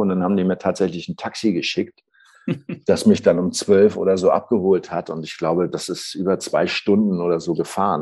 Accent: Schleswig-Holstein, Germany; moved away; also born or lived in Saxony; ich bin ja ähm, aus Norddeutsch, Schleswig-Holstein eigentlich

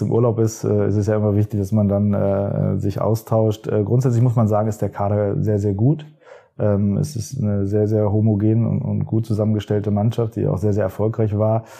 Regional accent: Hanover, Lower Saxony, Germany; Ich bin in Hannover geboren

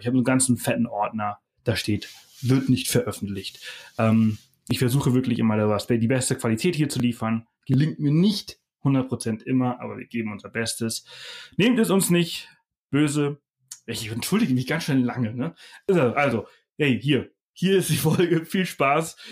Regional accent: Germany; als Deutsche

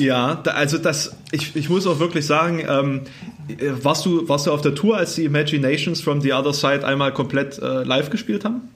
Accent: Thuringia, Germany; accent: Thüringisch; du als, als Ossi wirklich diskriminiert wirst mit deiner Sprache

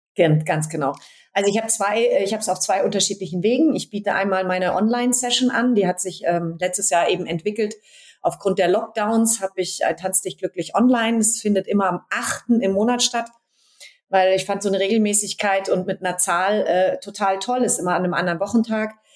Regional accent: Berlin, Germany; hier in Berlin, klar in, meinem Heimat, in meiner Heimatstadt

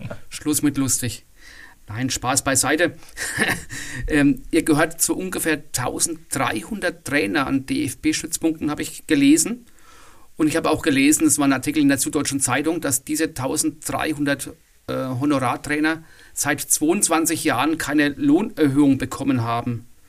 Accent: Bavaria, Germany; bei uns in Bayern

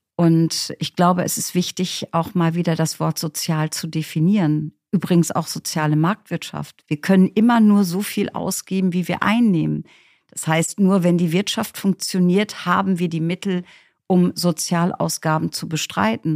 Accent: East Frisia, Lower Saxony, Germany; Ich bin aufgewachsen in Ostfriesland

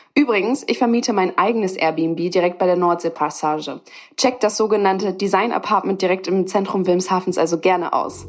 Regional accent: Wilhelmshaven, Lower Saxony, Germany; born or raised there

